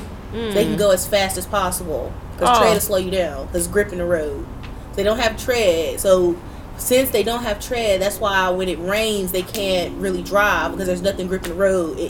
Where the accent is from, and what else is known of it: Virginia, United States; born or raised there